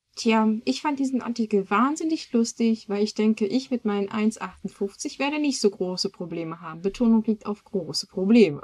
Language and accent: German; Germany; als Deutscher